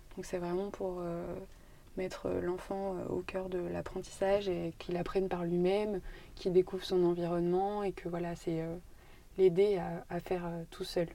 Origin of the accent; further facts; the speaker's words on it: Brive-la-Gaillarde, Nouvelle-Aquitaine, France; moved away as an adult; Je suis née à Brive. J'ai grandi ici. J'ai fait toutes mes études ici. Enfin, je suis partie après, après le bac, mais mes 18 premières années, c'était à Brive, en Corrèze.